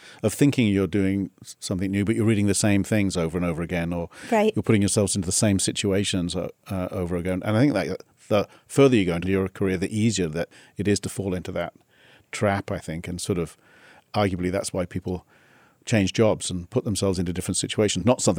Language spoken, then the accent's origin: English; South East England, United Kingdom; Near Oxford.